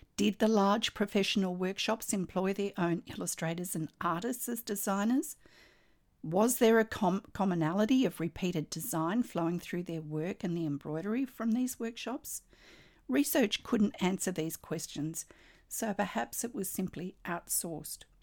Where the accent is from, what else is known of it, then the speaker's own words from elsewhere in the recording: Australia; I'm an Australian textile artist, teacher, judge, blogger and stitch